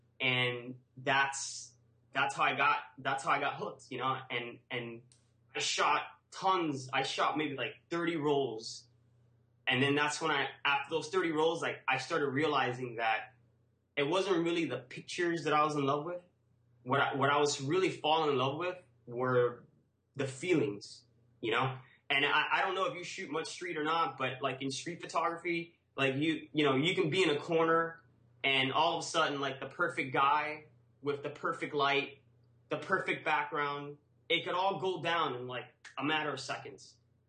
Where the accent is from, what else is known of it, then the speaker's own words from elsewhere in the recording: Cuba; now in United States; I grew up, I was born in Cuba and I came to the U.S. in the Maria.